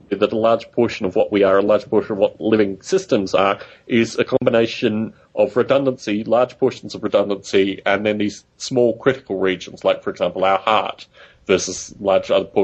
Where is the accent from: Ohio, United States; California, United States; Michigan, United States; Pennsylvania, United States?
California, United States; Bay Area; moved away; also born or lived in United Kingdom; I come from the Bay Area